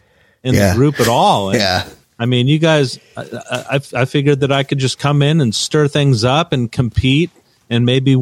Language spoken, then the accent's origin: English; Anaheim, California, United States; I'm from North Orange County. I mean, Anaheim Hills.